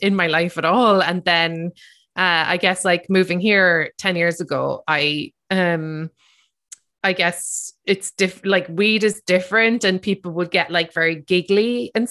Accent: Ireland; growing up in Ireland

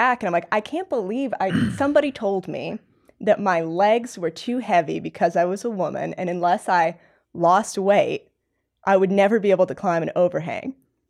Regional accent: Indiana, United States; I mean, I'm from Indiana, so I'm not from like a climbing mecca.

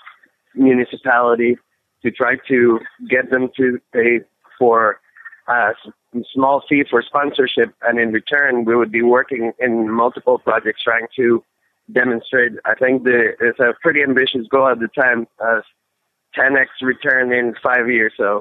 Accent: Bogota, Colombia; now in South Bend, United States; So I come from Colombia, from Bogota

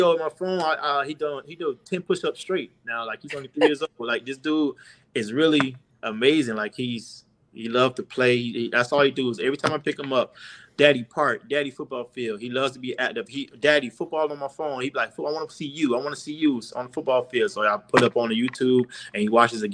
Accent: Miami, Florida, United States; I'm born and raised in Miami.

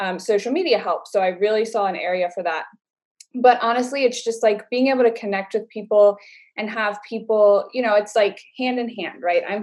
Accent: Baltimore County, Maryland, United States; I'm from Baltimore County.

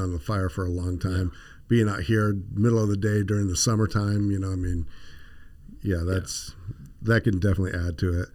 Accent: the Valley, Arizona, United States; I grew up here in the Valley

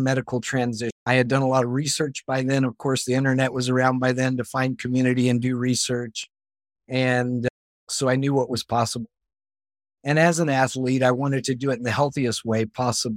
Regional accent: Bible Belt, Southern United States, United States; growing up in the Bible Belt

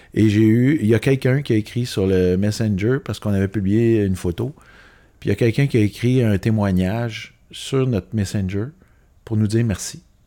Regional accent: Laval, Quebec, Canada; je viens de Laval, euh, je viens d'une famille sans problème nécessairement

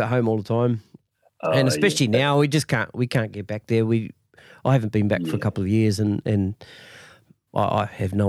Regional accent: Masterton, Wellington, New Zealand; moved away; Yeah, see, I'm from Masterton

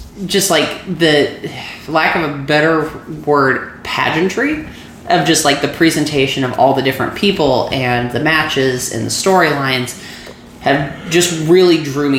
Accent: Missouri, United States; I'm from Missouri

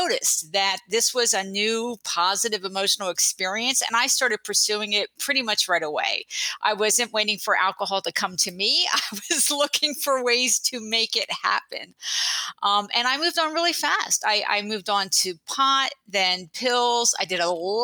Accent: New Jersey, United States; moved away as an adult; now in San Francisco Bay Area, United States; I grew up in New Jersey, but I went to Berkeley for college and later law school, and I just never left this beautiful place

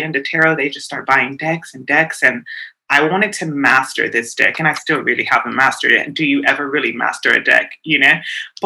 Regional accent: South Africa; me being a woman of color, being South African, I'm very tied and connected to my roots

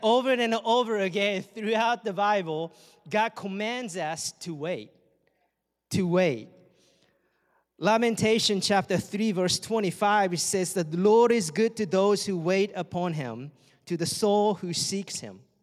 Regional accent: Japan; English is a second language; moved away as an adult; my friends and families back home and in Japan

